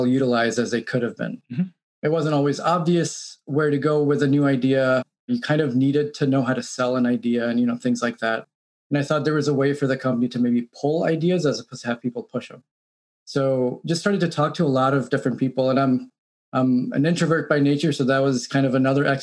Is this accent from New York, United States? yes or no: yes; New York City, New York, United States; moved away as an adult; also born or lived in Midwest; I grew up in New York City, did all my schooling in New York, went to NYU.